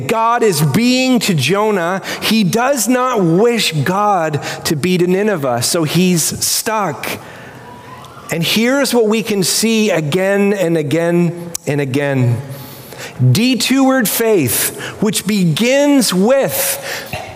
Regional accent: Canada; as a Canadian

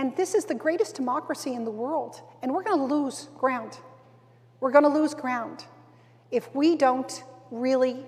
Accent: East Coast, Canada; I come from the East Coast, and so the fishery industry is so important to us

